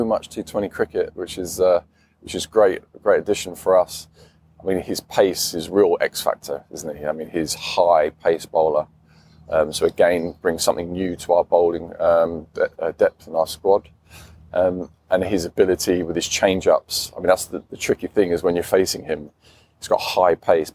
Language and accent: English; England, United Kingdom; I'm an Englishman